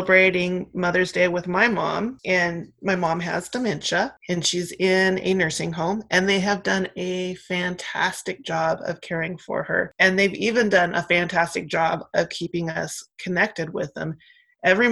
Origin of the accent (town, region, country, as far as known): Oregon, United States; born or raised there; also born or lived in San Francisco, California